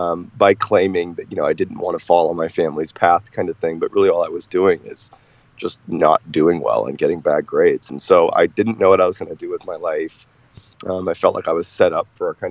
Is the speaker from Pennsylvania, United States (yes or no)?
no; Boston, Massachusetts, United States; I grew up in Boston, Mass